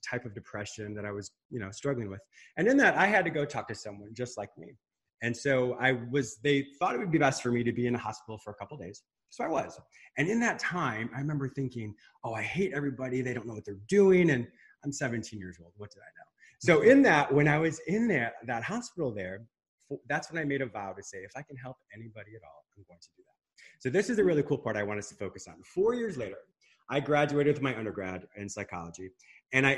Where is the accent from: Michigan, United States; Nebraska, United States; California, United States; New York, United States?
Michigan, United States; first language English; also born or lived in Canada / Spain; I was born in Michigan, but my parents had a very rustic fishing resort in Canada. So half the year I was up in Canada